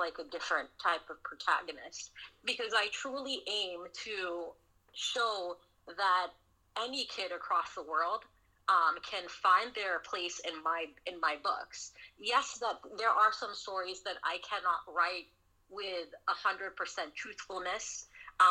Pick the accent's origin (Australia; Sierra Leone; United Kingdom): Sierra Leone; also born or lived in Southern United States; now in United States; I grew up in Sierra Leone, West Africa. I grew up, you know, during the Civil War